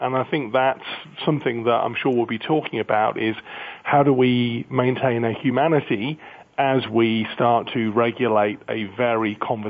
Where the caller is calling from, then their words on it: South East England, United Kingdom; I'm calling just outside of London today, in a beautiful, rainy, cold day.